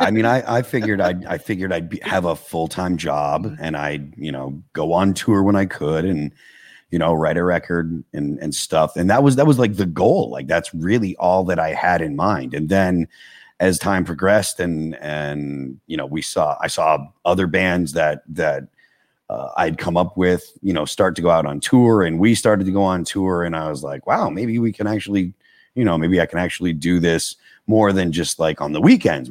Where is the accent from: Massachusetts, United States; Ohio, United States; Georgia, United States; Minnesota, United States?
Massachusetts, United States; I grew up in Massachusetts.